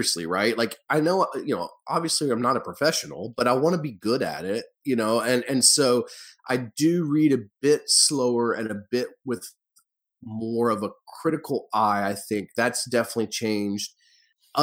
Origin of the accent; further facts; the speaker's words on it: the South, United States; I grew up in the South